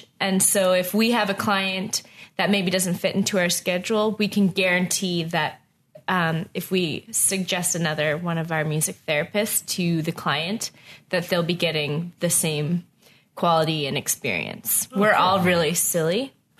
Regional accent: Atlantic Canada, Canada; now in Ottawa, Canada; But it's probably because I'm coming from the East Coast, which is small and doesn't have very much money, so it stays pretty much

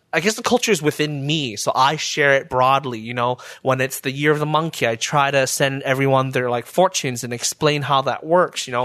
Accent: Burnaby, British Columbia, Canada; now in Ottawa, Canada; when I was growing up in Burnaby

